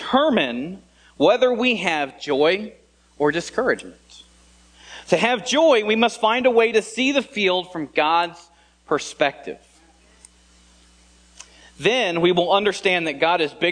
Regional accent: Indiana, United States; I was born and raised here in Indiana

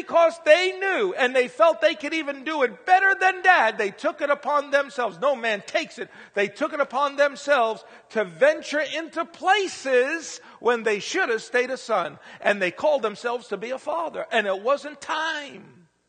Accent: Pennsylvania, United States; now in Indiana, United States; I'm really a stranger. I'm not from Indiana because I come from Pennsylvania.

